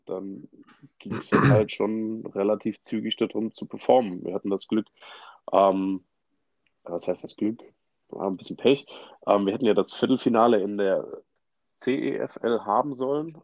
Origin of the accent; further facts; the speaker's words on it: Saarland, Germany; geboren, aufgewachsen bin ich im Saarland, genauer gesagt so in der Saluja-Ecke